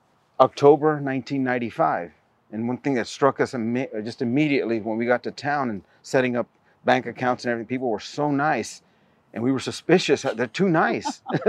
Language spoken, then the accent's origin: English; Kentucky, United States; now in Castroville, United States; Well, we came from Kentucky.